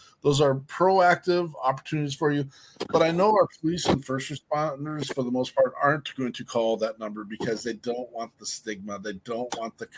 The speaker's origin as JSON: {"language": "English", "region": "Minnesota", "country": "United States", "said": "we're from Minnesota"}